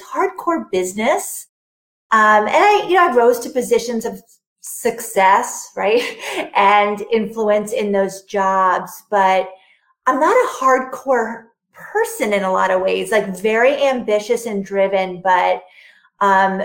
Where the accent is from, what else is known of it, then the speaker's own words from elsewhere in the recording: New York, United States; I'm a New Yorker. I'm an East Coaster for most of my life